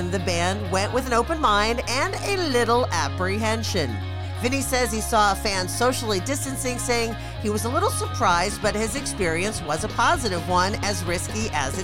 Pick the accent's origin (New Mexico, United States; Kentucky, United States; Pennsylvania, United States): Pennsylvania, United States; Pittsburgh; now in California, United States; That's my hometown, Pittsburgh